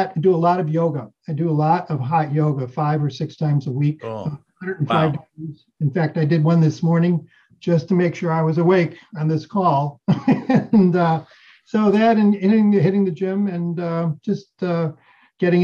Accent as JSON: {"language": "English", "town": "Chicago", "region": "Illinois", "country": "United States", "tie": "born or raised there", "said": "I'm a West Suburban Chicago boy my whole life."}